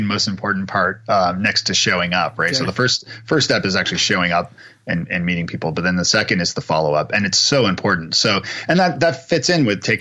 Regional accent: Canada; I'm Canadian

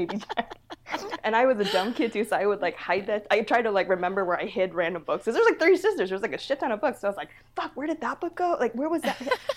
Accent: United States; I was born in the States, but my family immigrated over from Vietnam.

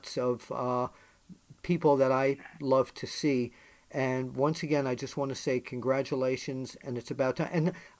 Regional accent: New York, United States; growing up in New York

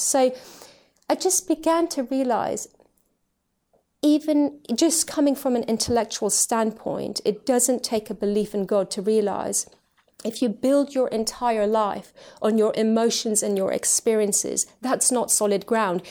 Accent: United Kingdom; also born or lived in Tehran, Iran / Switzerland; we've lived in the U K ever since. So this has been my home, uh, growing up and ever since

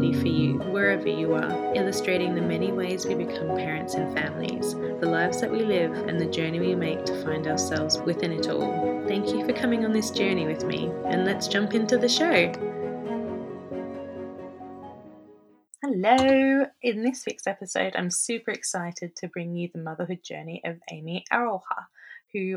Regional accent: Australia; moved away

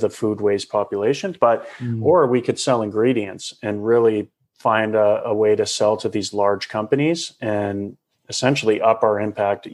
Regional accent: Calgary, Alberta, Canada; out of Calgary, where my hometown is.

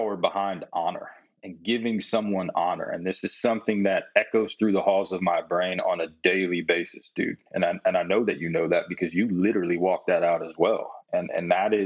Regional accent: Midwest, United States; growing up in the Midwest, it was always competition.

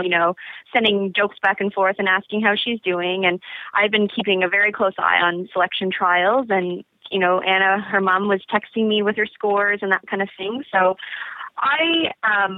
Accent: Canada; I'm Canadian

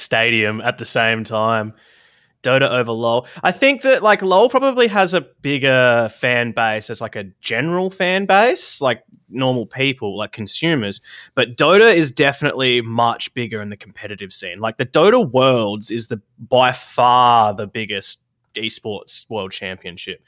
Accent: South Australia, Australia; I grew up in South Australia.

